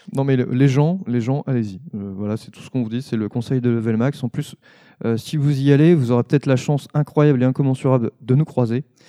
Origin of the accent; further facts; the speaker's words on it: Savoy, Auvergne-Rhône-Alpes, France; moi, je suis savoyard.